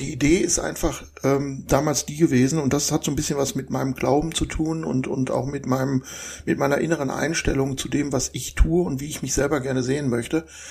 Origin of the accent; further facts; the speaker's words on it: Essen, North Rhine-Westphalia, Germany; also born or lived in Saarland; now in Krefeld, Germany; bin da geboren, bin dann in Essen im Ruhrgebiet aufgewachsen